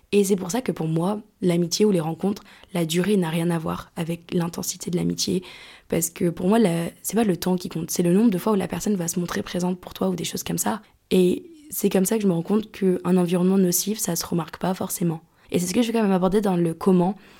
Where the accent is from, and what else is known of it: France; born or raised there; moved away as an adult; also born or lived in Lyon; now in Greece